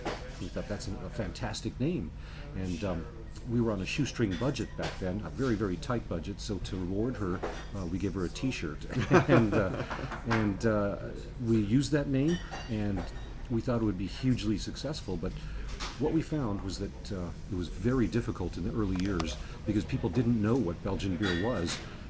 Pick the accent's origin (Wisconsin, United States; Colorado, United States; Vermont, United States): Colorado, United States; Arvada; I'm a native of Colorado. I was born literally down the street from the Coors Brewery. So there's a hospital called Lutheran Hospital. That's where I was born. I grew up in Arvada, which is a subdivision, I guess, of Denver, suburb.